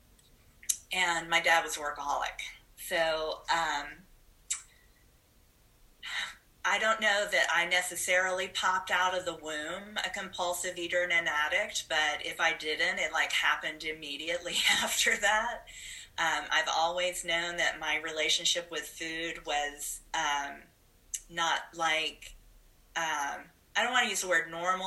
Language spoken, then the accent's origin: English; Huntsville, Alabama, United States; I'm originally from Huntsville, Alabama. My dad is a farmer